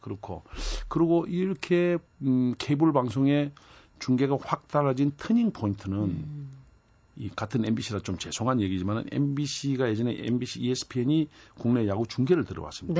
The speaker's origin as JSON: {"language": "Korean", "region": "Busan", "country": "South Korea", "tie": "born or raised there", "said": "저도 부산 출신입니다만"}